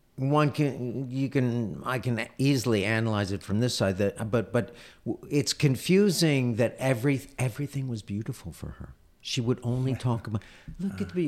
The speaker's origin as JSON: {"language": "English", "country": "United States", "said": "as an American Jew"}